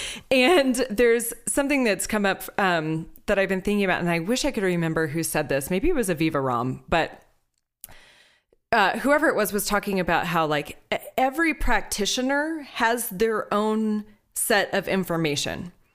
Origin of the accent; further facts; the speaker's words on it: Houston, Texas, United States; Growing up in Houston